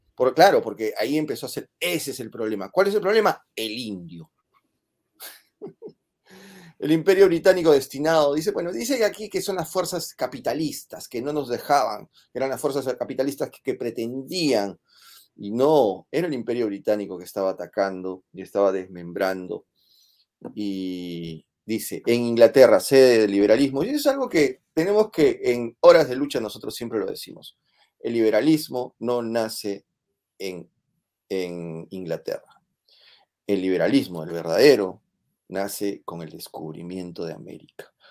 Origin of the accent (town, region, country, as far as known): Peru